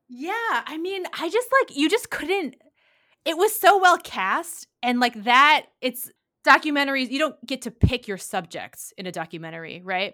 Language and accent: English; Detroit, Michigan, United States; I grew up in Detroit.